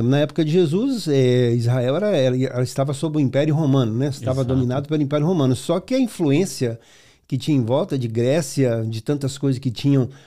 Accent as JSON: {"language": "Portuguese", "region": "São Paulo", "country": "Brazil", "said": "Sou, sou de ah, São Paulo, cidade também, de Suzano."}